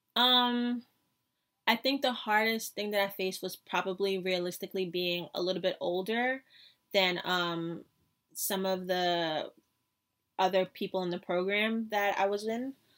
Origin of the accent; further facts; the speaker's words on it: New York City, New York, United States; I was from New York City.